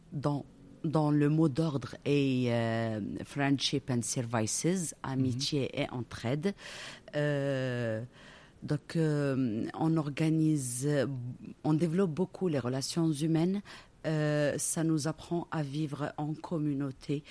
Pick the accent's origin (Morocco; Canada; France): Morocco; Casablanca, Casablanca-Settat; also born or lived in Belgium; Je suis née à Casablanca, j'y ai grandi.